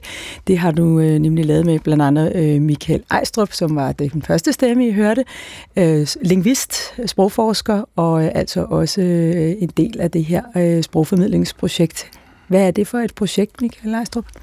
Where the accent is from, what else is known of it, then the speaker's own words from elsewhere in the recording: a little north of Copenhagen, Capital Region of Denmark, Denmark; du har lige gættet hvor øh, jeg kom fra, alene baseret øh, på, på, på min dialekt